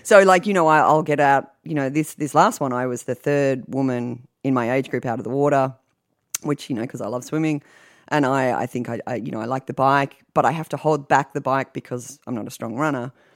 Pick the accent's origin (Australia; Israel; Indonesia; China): Australia; now in United States; growing up in Australia, you learn how to swim before you walk